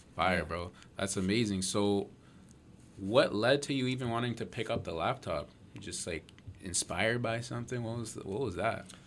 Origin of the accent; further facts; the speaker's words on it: Mississauga, Ontario, Canada; we're all from Mississauga